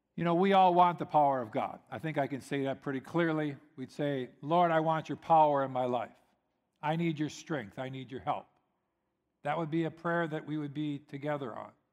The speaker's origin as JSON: {"language": "English", "country": "United States", "said": "I'm American"}